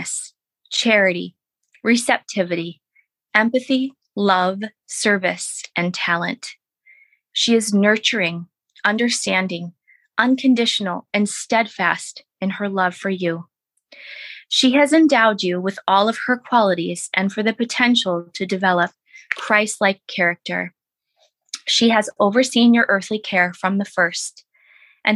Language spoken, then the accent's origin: English; Boston, Massachusetts, United States; also born or lived in Plymouth, Massachusetts; I'm from Boston, grew up, you know, born and raised